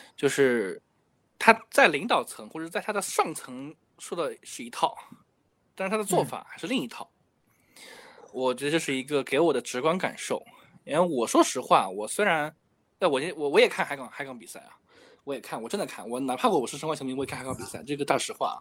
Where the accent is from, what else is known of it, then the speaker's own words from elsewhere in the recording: Shanghai, China; 因为我是上海人嘛